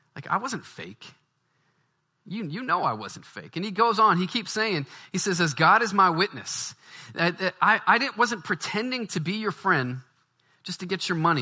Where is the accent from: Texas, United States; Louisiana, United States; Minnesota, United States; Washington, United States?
Louisiana, United States; Baton Rouge; moved away; I'm from the South. I grew up in Baton Rouge